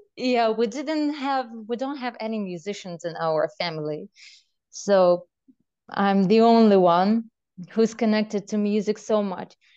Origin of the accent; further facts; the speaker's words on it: Belarus; moved away; I grew up in Belarus